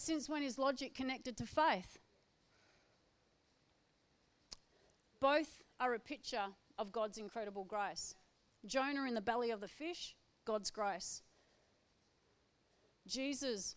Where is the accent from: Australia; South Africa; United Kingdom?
Australia; Perth, Western Australia; I'm from Perth, a city girl